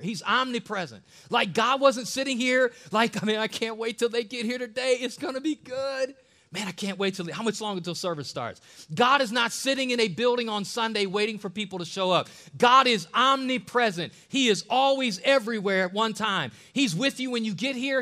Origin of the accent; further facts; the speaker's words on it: Ohio, United States; an Ohio native man